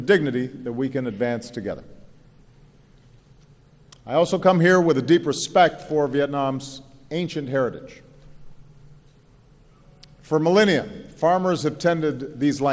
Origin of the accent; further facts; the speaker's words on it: Hawaii, United States; when I was growing up in Hawaii